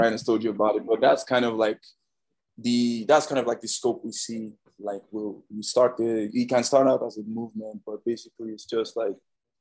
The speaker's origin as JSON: {"language": "English", "country": "Nigeria", "moved": "yes", "lives_now": "United States", "said": "so I'm from Nigeria, I come from a third world country"}